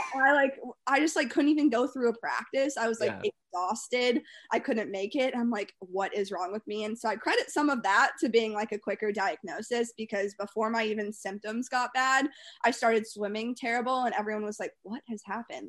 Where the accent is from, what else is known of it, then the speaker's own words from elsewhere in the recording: Winston-Salem, North Carolina, United States; growing up in North Carolina